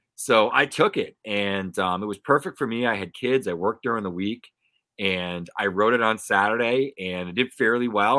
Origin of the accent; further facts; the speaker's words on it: Pawtucket, Rhode Island, United States; I grew up around the Pawtucket Red Sox